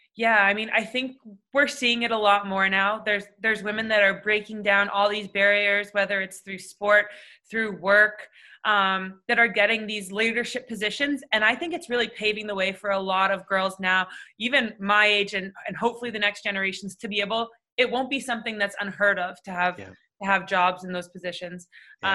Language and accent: English; Toronto, Ontario, Canada; growing up in Toronto